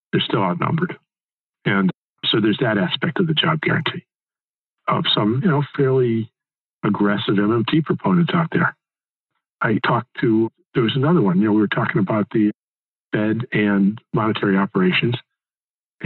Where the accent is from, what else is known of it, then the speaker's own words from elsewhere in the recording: Connecticut, United States; when I grew up in Connecticut